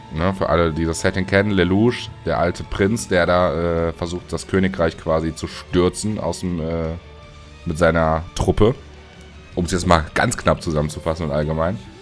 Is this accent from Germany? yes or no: yes; Germany; für uns als Deutsche